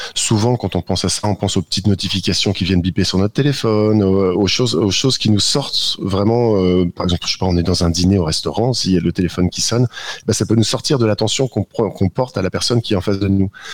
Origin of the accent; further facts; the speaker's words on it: the Nord, Hauts-de-France, France; je suis du Nord